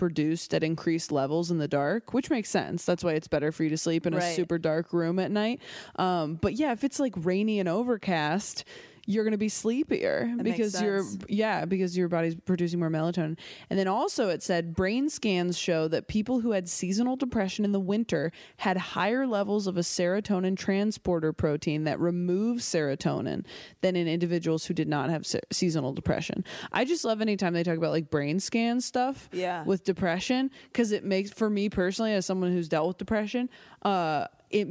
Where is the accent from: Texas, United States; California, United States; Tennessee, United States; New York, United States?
California, United States; I grew up in California. I was in Northern California until I was like 10